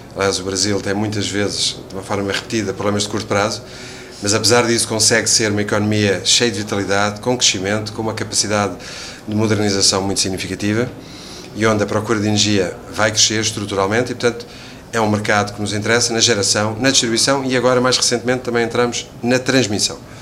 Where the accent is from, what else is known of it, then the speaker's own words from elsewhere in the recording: Portugal; Eu diria agora como português